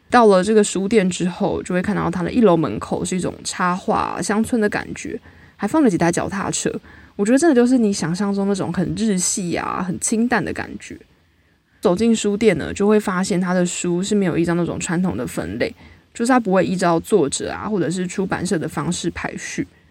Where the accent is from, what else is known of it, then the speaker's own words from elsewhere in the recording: New Taipei, Taiwan; 我都会直接说我是大西北市，但我觉得就是一个大台北地区嘛